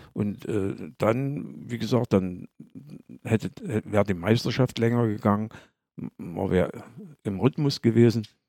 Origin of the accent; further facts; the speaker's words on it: Bad Lobenstein, Thuringia, Germany; moved away as an adult; also born or lived in Aue / Gera; ich als Lobensteiner, als Thüringer im Erzgebirge.